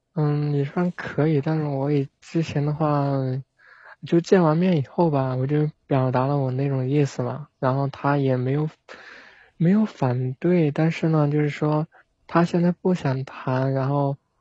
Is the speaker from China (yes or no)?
yes; Zhejiang, China; 我是浙江的